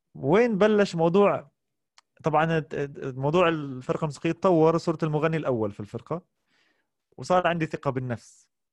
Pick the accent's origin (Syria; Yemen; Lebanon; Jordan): Jordan; Amman, Amman Governorate; also born or lived in Kuwait / Jaffa (ancestral origin); وعشت حياتي كلها في الاردن في عمان لكن مسقط راسي هو الكويت